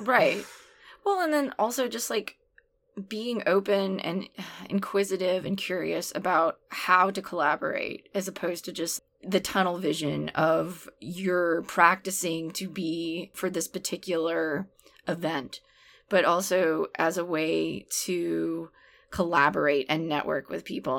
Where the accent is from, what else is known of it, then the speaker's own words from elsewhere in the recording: New Orleans, Louisiana, United States; also born or lived in Portland area; now in Portland, United States; I grew up in New Orleans, which I think is a city that is very steeped in dance.